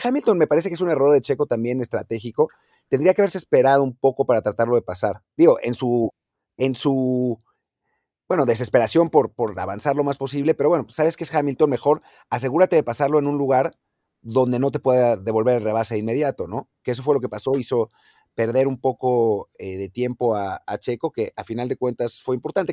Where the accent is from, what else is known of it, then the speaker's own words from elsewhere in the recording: Mexico; como aficionado mexicano